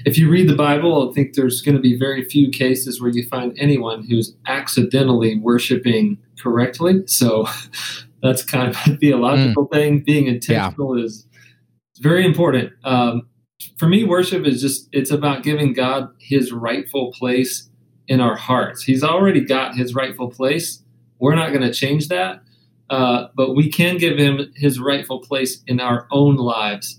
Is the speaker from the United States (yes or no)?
yes; the South, United States; I come from the South